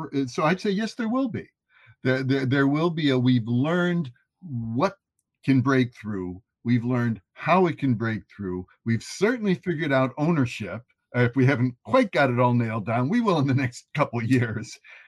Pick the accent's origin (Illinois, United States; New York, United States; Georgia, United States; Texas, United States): Illinois, United States; Chicago; I'm from the Chicago area.